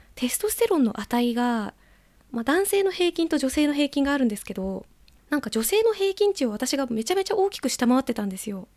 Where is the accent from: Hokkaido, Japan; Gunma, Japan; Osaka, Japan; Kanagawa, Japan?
Gunma, Japan; 元々群馬県出身なので